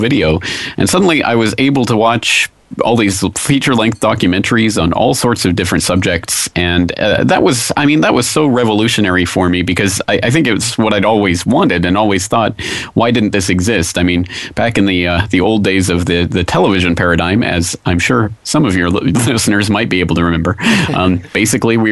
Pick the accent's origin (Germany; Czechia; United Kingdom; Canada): Canada; moved away as an adult; now in Japan; I'm a Canadian citizen. I live in Japan